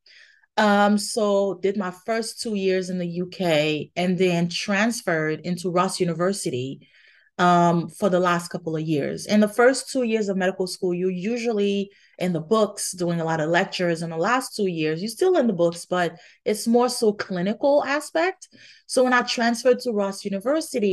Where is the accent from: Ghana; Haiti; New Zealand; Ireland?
Haiti; moved away; I grew up in Haiti